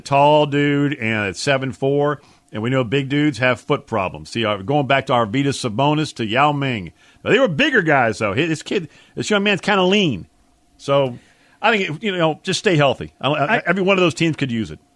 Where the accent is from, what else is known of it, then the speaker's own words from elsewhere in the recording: Louisiana, United States; my mom raised us to be New Orleans Saints fans growing up in Louisiana